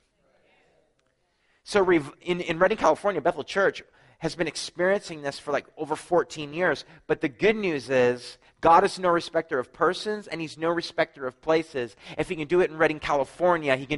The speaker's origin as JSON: {"language": "English", "region": "New Brunswick", "country": "Canada", "said": "I'm from New Brunswick, Canada"}